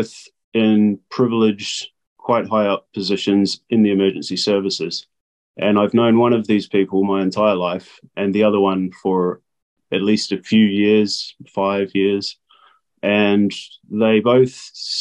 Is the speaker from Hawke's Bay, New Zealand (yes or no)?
yes; Napier, Hawke's Bay, New Zealand; moved away as an adult; I was born in Napier, 1988. I'm 34 years old. I went to school here. I grew up here for 23 years.